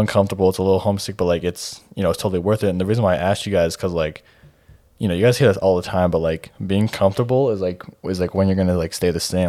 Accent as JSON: {"language": "English", "town": "Twin Falls", "region": "Idaho", "country": "United States", "tie": "born or raised there", "also_born_or_lived": "Boise, Idaho", "said": "I'm from Twin Falls, um, so if you guys don't know, that's just, like, a little, like, an hour and a half south of Boise and Idaho"}